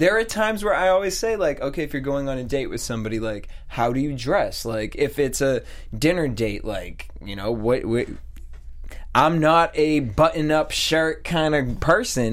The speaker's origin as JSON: {"language": "English", "region": "East Coast", "country": "United States", "tie": "born or raised there", "moved": "yes", "lives_now": "Los Angeles, United States", "said": "I grew up on the East Coast and like in the boondocks"}